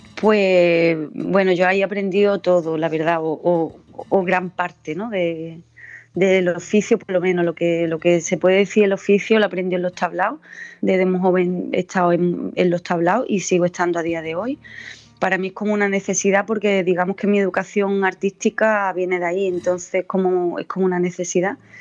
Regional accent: Jimena de la Frontera, Andalusia, Spain; also born or lived in Seville; la gente que somos de Andalucía

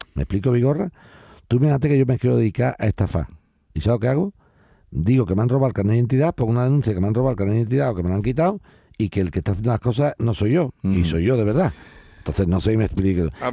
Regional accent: Spain; yo como español

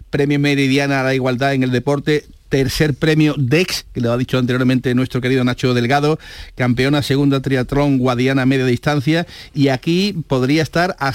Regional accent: Andalusia, Spain; Pujol, que soy andaluza.

